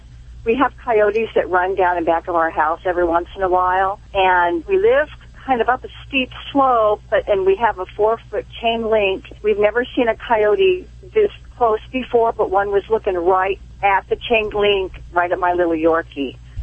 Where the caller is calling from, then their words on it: Corona, California, United States; I'm calling from Corona, California.